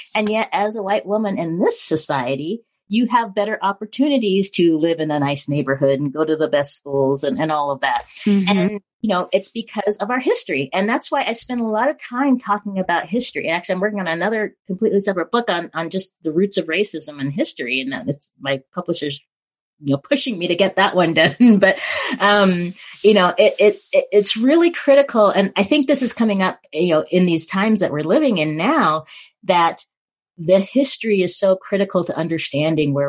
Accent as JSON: {"language": "English", "town": "Spokane", "region": "Washington", "country": "United States", "tie": "born or raised there", "said": "I was born in Spokane"}